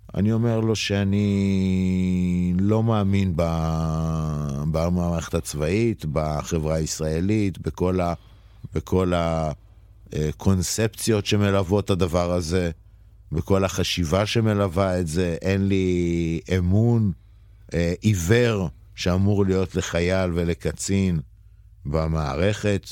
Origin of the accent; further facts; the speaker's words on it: Jerusalem, Jerusalem District, Israel; moved away as an adult; המקור הוא ירושלמי, אה, לפני 40 שנה. אה, נולדתי שם, גדלתי שם 18 שנה.